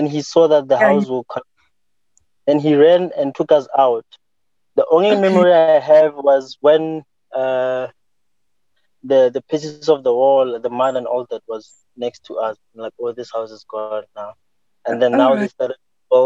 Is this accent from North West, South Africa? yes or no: no; Hammanskraal, Gauteng, South Africa; I was born in Hammarskraal, mm-hmm. in a small rural village called Bulandlokwe. It's very small. And mm-hmm. I was raised there by my grandmother